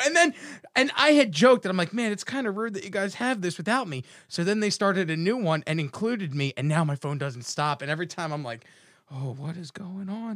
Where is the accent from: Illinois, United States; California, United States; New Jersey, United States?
New Jersey, United States; Atlantic City; I grew up in Jersey